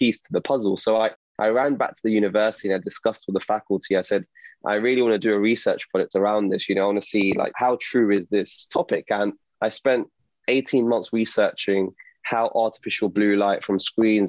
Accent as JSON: {"language": "English", "region": "London", "country": "United Kingdom", "said": "I'm an optometrist from London."}